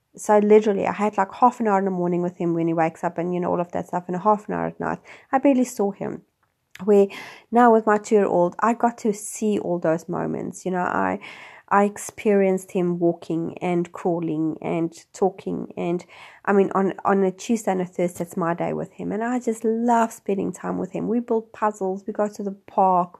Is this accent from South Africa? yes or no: yes; South Africa; moved away as an adult; also born or lived in Wellington, New Zealand; now in New Zealand; I'm originally from South Africa, and I have been living in New Zealand for the last six years